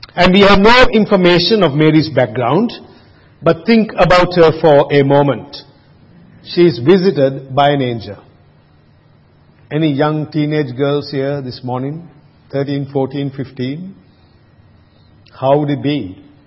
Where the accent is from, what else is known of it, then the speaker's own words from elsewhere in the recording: Sri Lanka; now in Australia; I grew up in Sri Lanka